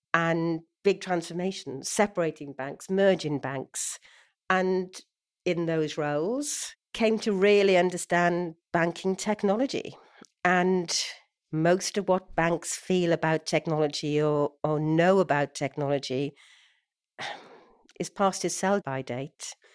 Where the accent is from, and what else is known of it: Swansea, Wales, United Kingdom; born or raised there; moved away